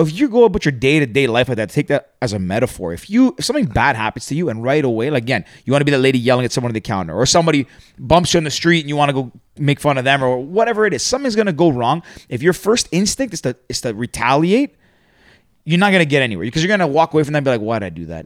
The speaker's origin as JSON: {"language": "English", "town": "Toronto", "region": "Ontario", "country": "Canada", "tie": "born or raised there", "also_born_or_lived": "Greece", "said": "born and raised in Toronto."}